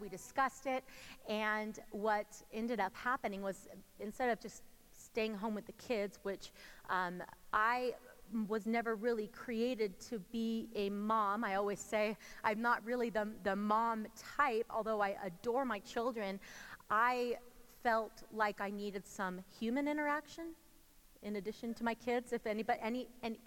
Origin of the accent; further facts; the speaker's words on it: California, United States; moved away as an adult; now in Colorado, United States; we're originally from California